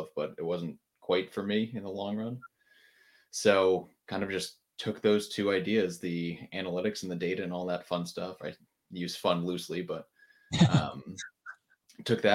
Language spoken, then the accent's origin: English; Connecticut, United States; now in Charlotte, United States; I'm from Connecticut, which is not exciting, but I moved down to Charlotte, North Carolina